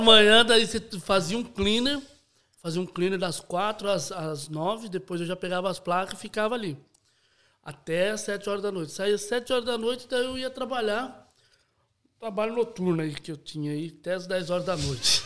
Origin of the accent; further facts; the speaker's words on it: Itapetininga, São Paulo, Brazil; Sou de Itapetininga, interior de São Paulo